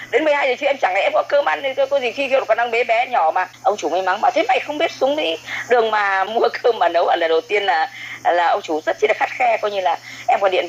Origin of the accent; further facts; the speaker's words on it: Yen Dinh, Thanh Hóa, Vietnam; now in Co To, Vietnam; À, vâng, à, quê quê của em thì là chính thức là ở Yên Định Thanh Hóa Hóa.